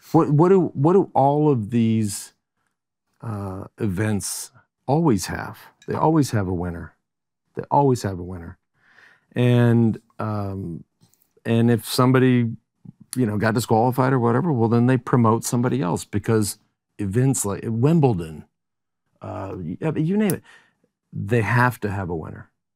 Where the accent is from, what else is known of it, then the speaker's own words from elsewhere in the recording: Texas, United States; also born or lived in Colorado; now in Austin, United States; born and raised in Texas and moved to Austin in nineteen eighty-nine